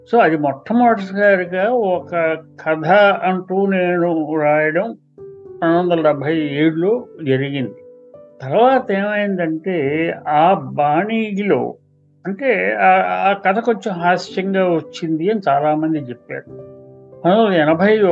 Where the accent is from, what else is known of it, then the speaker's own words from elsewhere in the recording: Kakinada, Andhra Pradesh, India; నేను కాకినాడలో పుట్టి పెరిగాను అక్కడ సాహిత్య వాతావరణం బాగుండేది చిన్నప్పుడు అన్ని చూసేవాళ్ళం పెరిగేవాళ్ళం